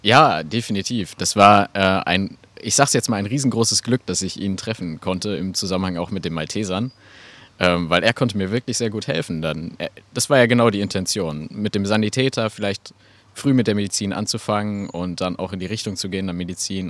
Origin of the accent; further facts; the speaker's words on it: Geseke, North Rhine-Westphalia, Germany; also born or lived in Eschwege / Magdeburg; in Eschwege geboren, ein bisschen dann über Magdeburg, bis dann hier endgültig dann in Ehringhausen, äh, da bin ich dann gelandet und ähm, mittlerweile auch äh, sehr heimisch geworden. Und äh, ja, war hier in Stürmede in der Schule